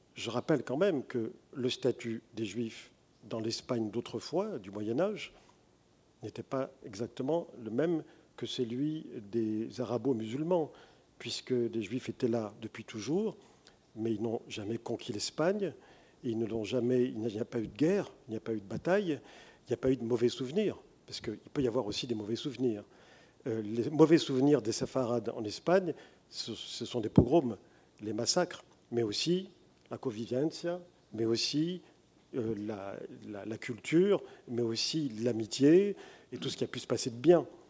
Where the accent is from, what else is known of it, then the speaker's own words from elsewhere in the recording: France; Je suis français, mais mon identité est multiple